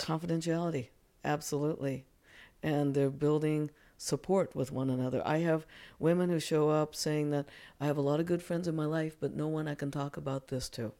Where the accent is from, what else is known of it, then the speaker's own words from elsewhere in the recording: Japan; moved away; growing up in Japan